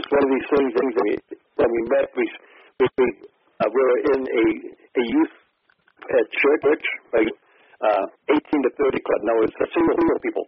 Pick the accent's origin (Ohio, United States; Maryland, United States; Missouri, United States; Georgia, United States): Ohio, United States; I'm from Ohio